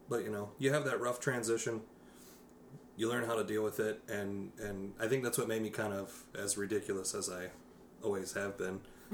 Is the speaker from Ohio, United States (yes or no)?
yes; Ohio, United States; born there; also born or lived in Texas / Kansas / Michigan; I was born in Ohio.